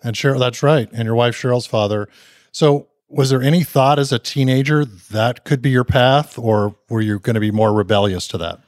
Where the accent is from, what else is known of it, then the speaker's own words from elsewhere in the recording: Southern California, United States; growing up in Southern California